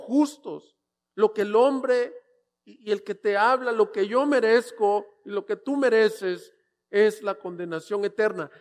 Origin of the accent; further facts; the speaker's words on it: El Salvador; also born or lived in El Paso, Texas / Louisville, Kentucky; now in Ciudad Juárez, Mexico; yo soy salvadoreño